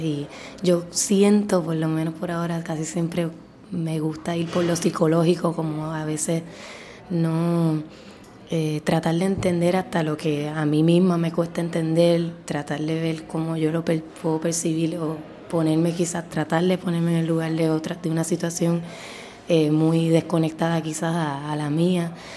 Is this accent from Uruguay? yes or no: no; Puerto Rico; lo que somos nosotros como puertorriqueños